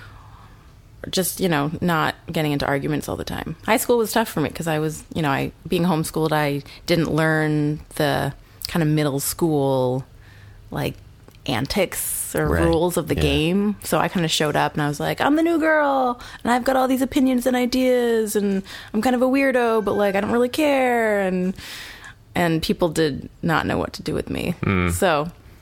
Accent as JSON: {"language": "English", "region": "New Hampshire", "country": "United States", "tie": "born or raised there", "also_born_or_lived": "New Zealand", "moved": "as an adult", "lives_now": "Los Angeles, United States", "said": "very, very small town, New Hampshire. One of five kids. I was homeschooled until high school and then went to a pretty small high school in my hometown."}